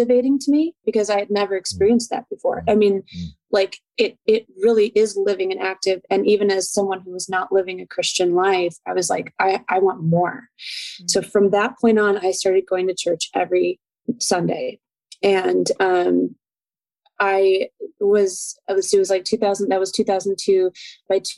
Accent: Chicago, Illinois, United States; also born or lived in California; I grew up most of my time here in Chicagoland, but I was born in California

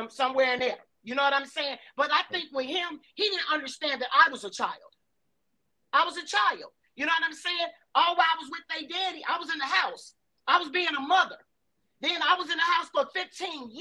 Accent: Chicago, Illinois, United States; also born or lived in Riverdale, Chicago; I was born in Augel Gardens

